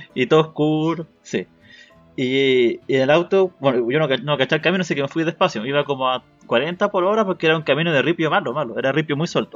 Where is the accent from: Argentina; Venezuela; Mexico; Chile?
Chile; como buen chileno